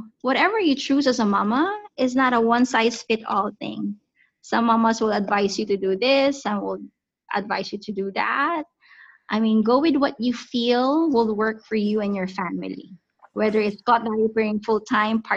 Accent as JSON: {"language": "English", "country": "Philippines", "moved": "yes", "said": "We are from Southeast Asia, country called the Philippines"}